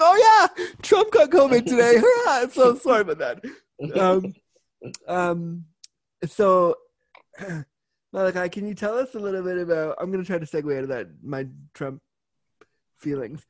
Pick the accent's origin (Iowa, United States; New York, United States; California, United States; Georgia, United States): California, United States; now in Toronto, Canada; I was born in Cali. I was born there